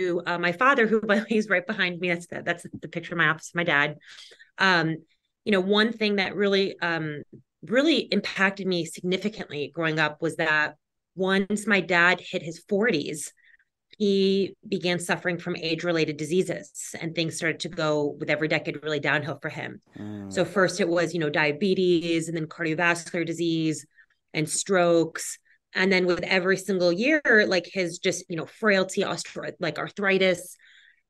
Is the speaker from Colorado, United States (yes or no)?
no; Westchester, New York, United States; where I grew up in Westchester, New York.